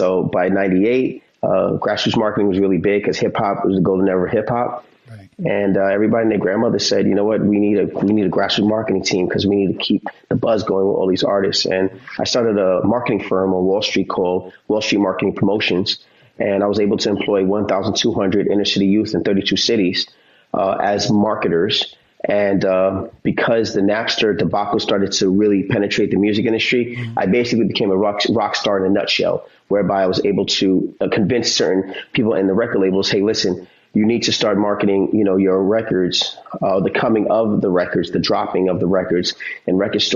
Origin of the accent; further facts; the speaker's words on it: New York City, New York, United States; I'm from Harlem